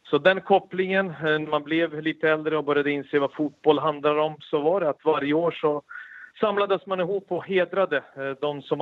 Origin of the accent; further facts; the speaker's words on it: Sarajevo, Sarajevo Canton, Bosnia & Herzegovina; also born or lived in Belgrade; now in Sweden; sprang runt med en boll på gatorna eftersom jag flyttade ju från Belgrad till Sarajevo. Och det är anledningen varför vi kom hit efter kriget.